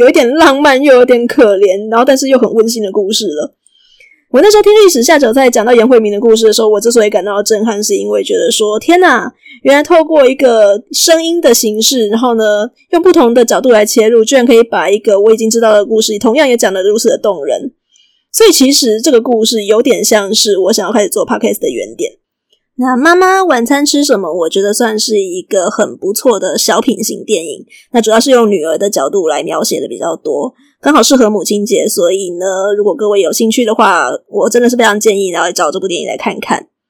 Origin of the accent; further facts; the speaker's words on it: Taiwan; 不过，身为一个台湾人，而且也对这几道料理有一点点小小的认识，我觉得看几个镜头会觉得特别的有趣。